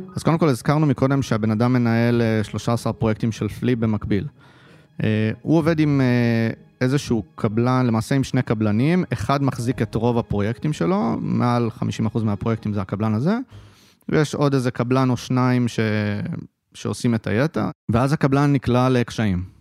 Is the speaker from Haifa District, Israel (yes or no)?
yes; Haifa, Haifa District, Israel; גרתי כל חיי בחיפה, למדתי בחיפה, שירתתי בחיפה, חיפאי בנשמה